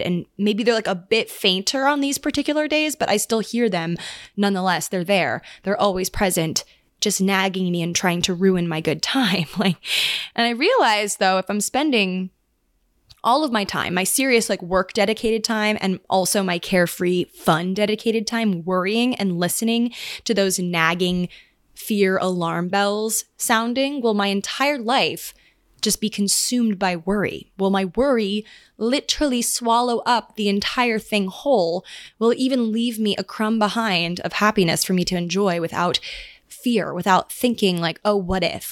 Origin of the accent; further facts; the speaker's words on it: Maryland, United States; now in New York, United States; I'm going back home again to Maryland